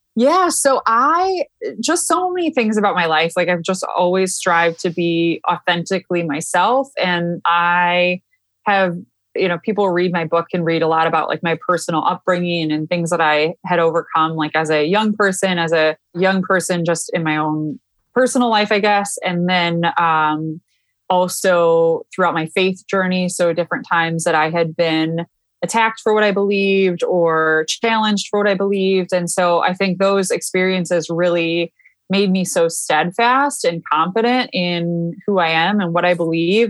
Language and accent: English; Michigan, United States; moved away as an adult; also born or lived in Washington, D.C.; I am born and raised in Michigan